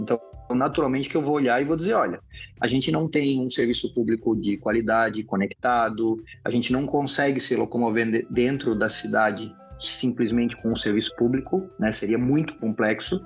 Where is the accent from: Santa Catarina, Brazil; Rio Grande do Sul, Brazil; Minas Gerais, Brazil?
Santa Catarina, Brazil; Eu sou catarinense, então sou bairrista